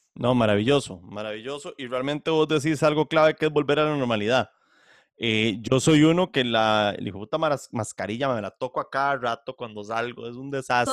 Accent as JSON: {"language": "Spanish", "country": "Costa Rica", "moved": "yes", "said": "Yo soy simplemente un costarricense que viene el extranjero"}